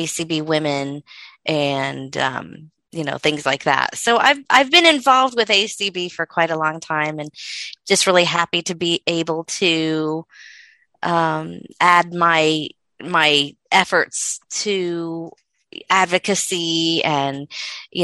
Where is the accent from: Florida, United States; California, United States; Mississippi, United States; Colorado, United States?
Florida, United States; moved away; I'm originally from Florida, and I was in school in Florida